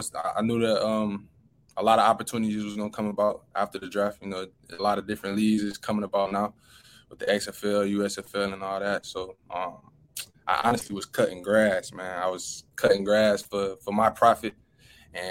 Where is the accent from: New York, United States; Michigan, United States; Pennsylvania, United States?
Michigan, United States; You know, I'm from Michigan, so coming down here in the heat was one thing.